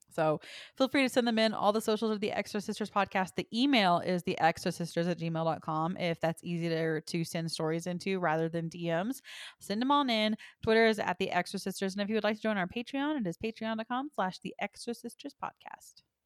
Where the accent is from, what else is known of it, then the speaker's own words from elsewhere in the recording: Texas, United States; my hometown is the antique capital of Texas